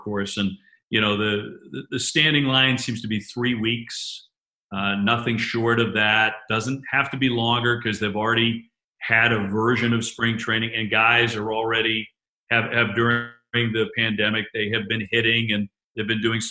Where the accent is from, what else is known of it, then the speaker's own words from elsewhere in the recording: Quincy, Massachusetts, United States; also born or lived in Boston / New Hampshire; I was born in Boston, born in the same hospital Ted Kennedy, Senator Ted Kennedy was born in, actually, and grew up in Quincy and then the South Shore of Massachusetts.